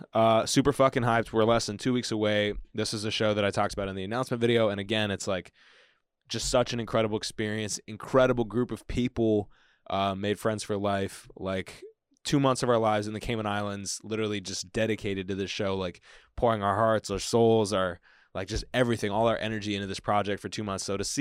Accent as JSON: {"language": "English", "town": "Bakersfield", "region": "California", "country": "United States", "tie": "born or raised there", "also_born_or_lived": "Kansas City", "said": "and then I was born second in Kansas City. Big shout out to anybody born in Kansas City, really. Yeah, grew up, you know, parents were trying to figure it out. Dad was becoming a doctor. Mom was teaching. And then we ended up moving. Kind of my earliest memories are in Bakersfield, California"}